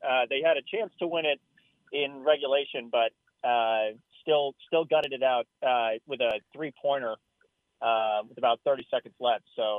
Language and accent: English; Franklin, Wisconsin, United States; born or raised there; also born or lived in Tallahassee, Florida